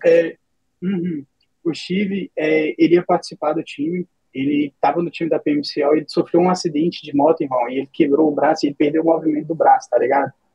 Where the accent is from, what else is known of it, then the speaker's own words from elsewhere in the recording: Minas Gerais, Brazil; now in United States; Eu sou de Minas Gerais, tenho 28 anos, moro nos Estados Unidos